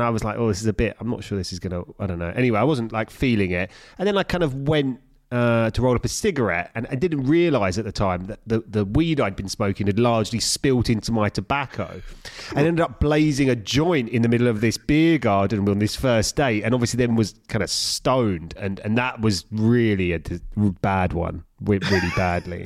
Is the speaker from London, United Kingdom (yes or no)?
yes; London, United Kingdom; I'm from East London